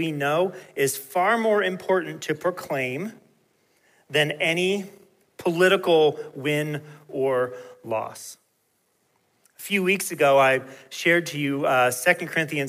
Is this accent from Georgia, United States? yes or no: yes; Peachtree City, Georgia, United States; When I was growing up in Peachtree City, Georgia